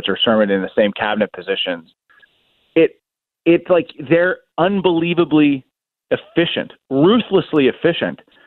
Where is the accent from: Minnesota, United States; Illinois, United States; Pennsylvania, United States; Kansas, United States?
Pennsylvania, United States; Pittsburgh; I'm from Pittsburgh.